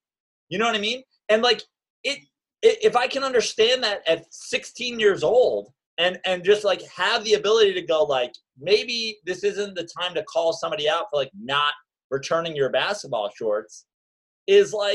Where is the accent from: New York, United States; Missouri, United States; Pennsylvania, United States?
New York, United States; Westchester; also born or lived in Greenwich, Connecticut; I am from Westchester, New York